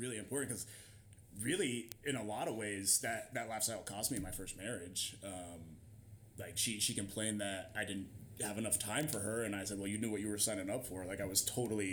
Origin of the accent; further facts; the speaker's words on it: near Nashville, Indiana, United States; The town I grew up in has a population of like 400